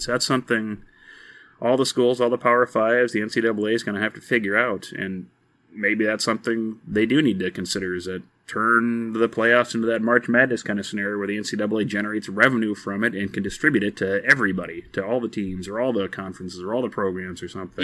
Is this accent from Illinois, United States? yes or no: no; Texas, United States; moved away; I am from Texas originally, and, you know, the first games I grew up watching were Texas and Texas Tech playing